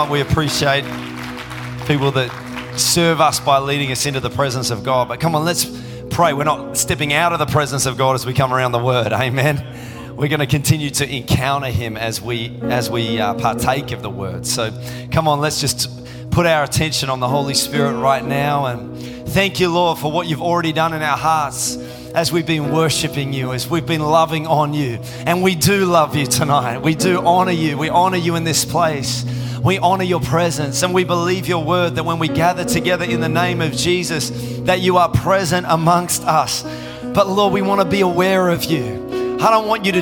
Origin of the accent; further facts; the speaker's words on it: Tasmania, Australia; now in Melbourne, Australia; I grew up in Tassie